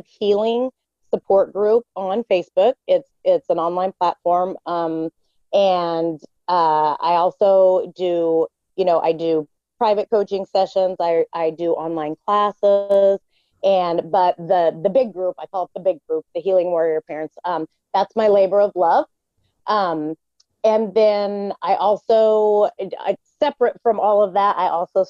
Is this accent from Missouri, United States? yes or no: yes; Southwest Missouri, United States; I grew up in Southwest Missouri